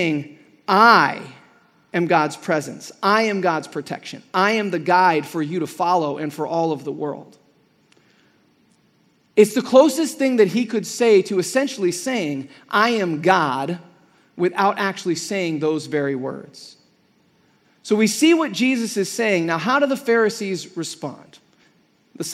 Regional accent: Midwest, United States; now in Arizona, United States; I'm from the Midwest, And even in the Midwest when I was growing up

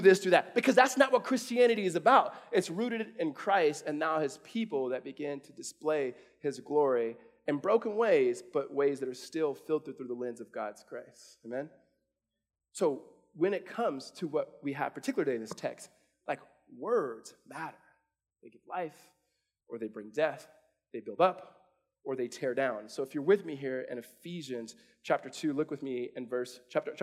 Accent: California, United States; my mom is born and raised in Mississippi, raised us in California

